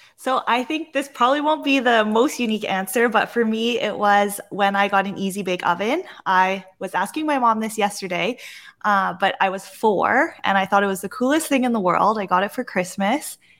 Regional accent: Vancouver, British Columbia, Canada; growing up in Vancouver and on the Pacific Northwest

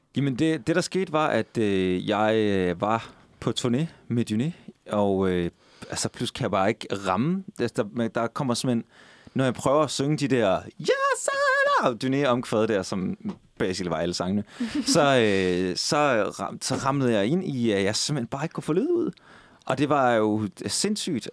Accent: Skive, Central Denmark Region, Denmark; moved away; i Skive, min ovenikøbet min gamle hjemby

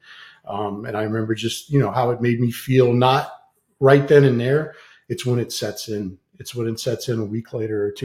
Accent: near Immokalee, Southwest Florida, United States; moved away; Immokalee, Florida, which is like 30 minutes away from my hometown

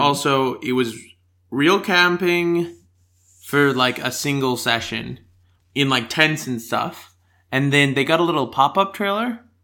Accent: United States; accent: American; now in Australia; my stronger American accent

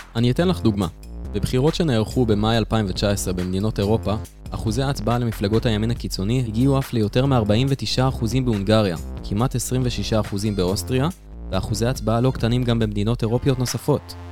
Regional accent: Israel; אצלנו בישראל

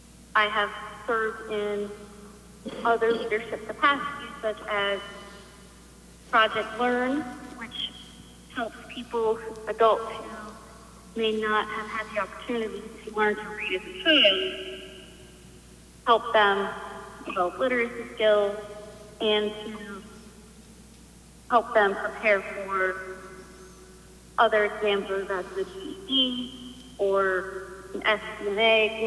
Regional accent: Medina, Ohio, United States; I'm from Medina, and I am a customer service representative.

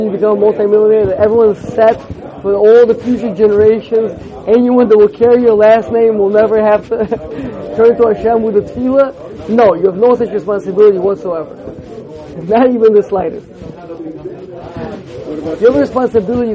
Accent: United States; growing up in America with the ideals that I was put into my mind

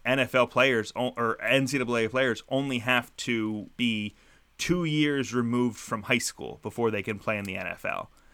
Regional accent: Philadelphia, Pennsylvania, United States; as a Philadelphian

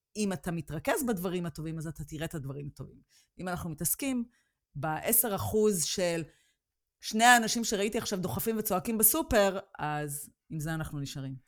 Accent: Israel; moved away as an adult; ישראל תמיד תהיה הבית שלי, כי שם המשפחה שלי, החברים שלי, שם נולדתי, שם גדלתי

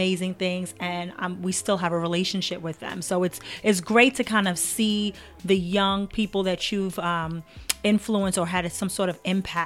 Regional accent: New York City, New York, United States; I am born in Brooklyn. Brooklyn born and bred.

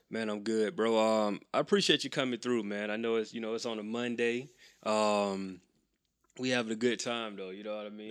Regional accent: Macon, Georgia, United States; I grew up in Macon

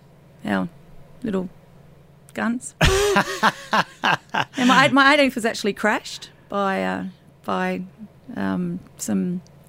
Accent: Mallala, South Australia, Australia; also born or lived in Glenelg, South Australia / Adelaide; I never lived in Carlton. So I actually grew up in a small town on the Adelaide Plains called Malala.

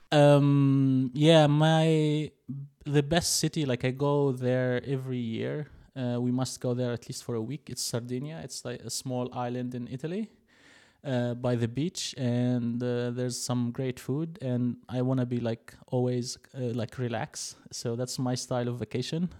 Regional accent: Tunisia; moved away as an adult; now in Berlin, Germany; I'm originally from Tunisia, which is like a small country in the north, uh, of Africa

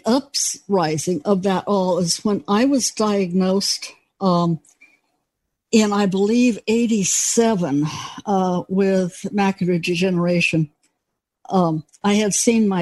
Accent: Los Angeles, California, United States; also born or lived in Colorado; now in Grants Pass, United States

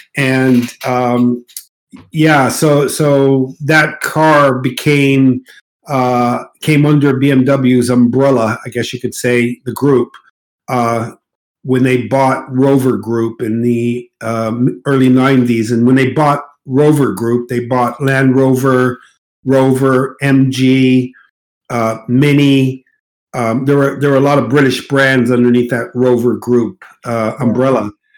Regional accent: Casablanca, Casablanca-Settat, Morocco; accent: mid U.S.; I grew up, born and raised in Morocco, Casablanca, Morocco.

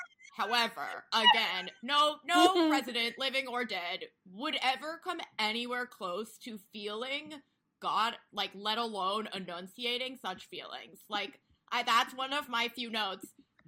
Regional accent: Alexandria, Virginia, United States; I grew up in Alexandria, Virginia, which is right outside Washington, D.C.

